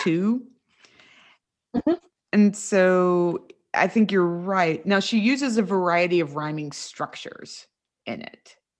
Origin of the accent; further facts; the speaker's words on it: West Virginia, United States; moved away; also born or lived in North Carolina; I grew up in West Virginia, but then spent a lot of time in North Carolina